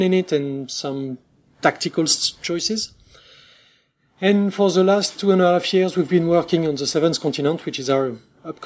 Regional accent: France; accent: French; English is a second language; we are two guys from France, so obviously we'll have a French accent

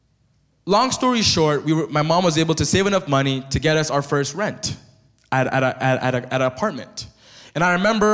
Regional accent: Thailand; now in Canada; But I grew up as a monk in Thailand.

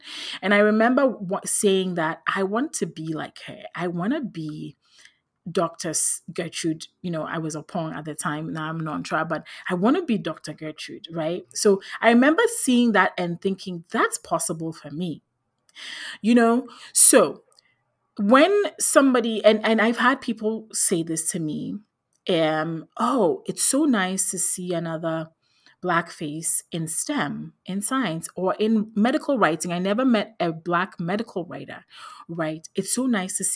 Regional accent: Ghana; I grew up in Ghana in West Africa.

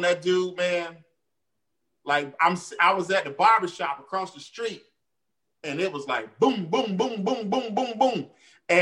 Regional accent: Jacksonville, Florida, United States

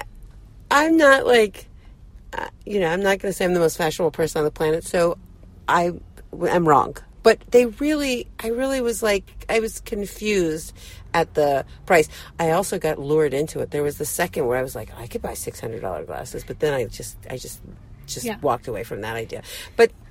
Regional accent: New York, United States; I am from New York

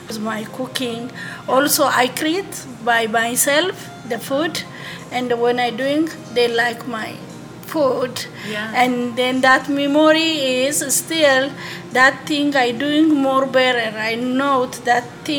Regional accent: Ethiopia; moved away as an adult; now in Houston, United States; I'm coming from Ethiopia

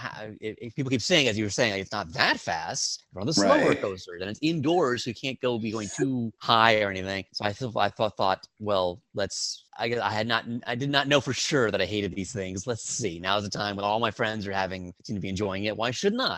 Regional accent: Dallas, Texas, United States; now in New York, United States; growing up in Dallas

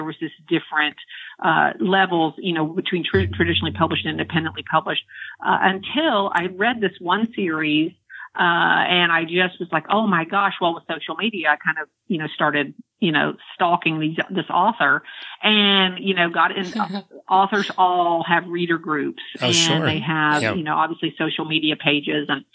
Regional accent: Central Florida, United States; moved away as an adult; now in Maryland, United States; living in Central Florida all of my life

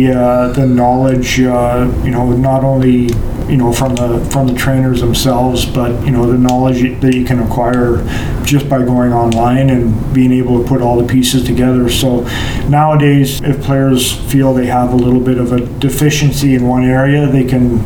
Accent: North Bay, Ontario, Canada; also born or lived in Boston; I grew up in North Bay

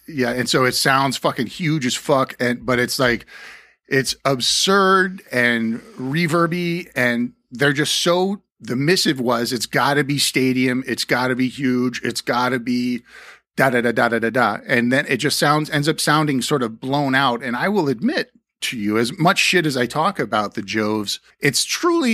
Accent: the Valley, California, United States; We're both from the Valley at that period.

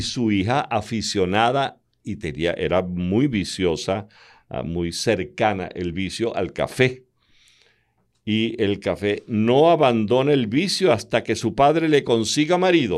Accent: Calabozo, Guárico, Venezuela; moved away; allá en mi pueblo, en Calabozo

